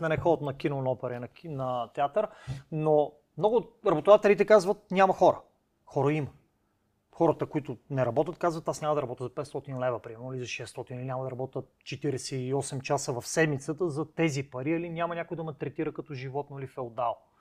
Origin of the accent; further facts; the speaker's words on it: Cherven Bryag, Pleven Province, Bulgaria; moved away as an adult; моя роден град Червен бряг, mm-hmm. от който съм излязъл при 20 години